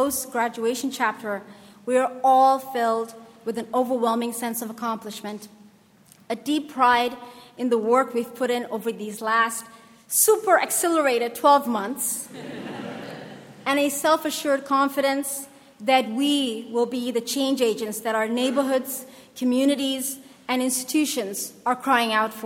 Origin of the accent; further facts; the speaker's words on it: Somalia; my home country of Somalia